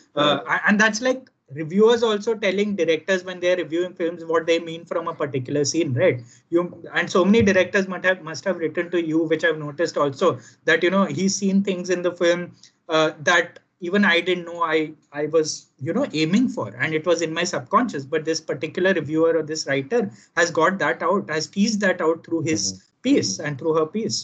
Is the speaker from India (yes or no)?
yes; Gujarat, India; kids growing up in Gujarat